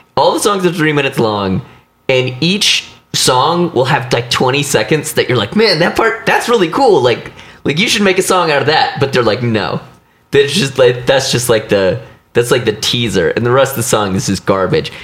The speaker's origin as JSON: {"language": "English", "region": "Missouri", "country": "United States", "tie": "born or raised there", "said": "I grew up in Missouri"}